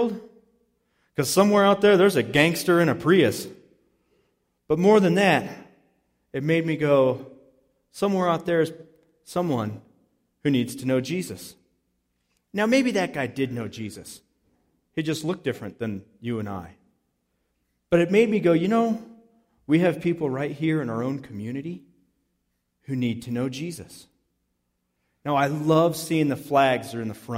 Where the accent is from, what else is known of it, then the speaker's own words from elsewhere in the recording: Palisade, Colorado, United States; we grew up in East Orchard Mesa in Palisade, Colorado